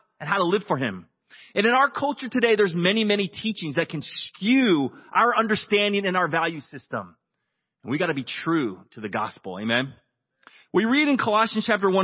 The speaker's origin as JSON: {"language": "English", "country": "United States", "said": "I'm an American"}